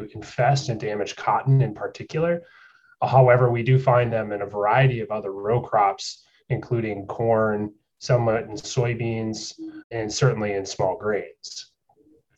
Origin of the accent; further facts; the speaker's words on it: South Central Wisconsin, United States; moved away as an adult; also born or lived in New York; now in North Carolina, United States; I grew up in South Central Wisconsin in dairy country